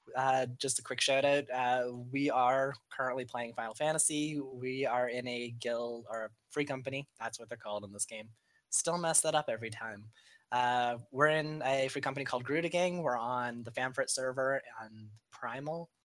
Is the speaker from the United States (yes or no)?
no; Canada; I am from Canada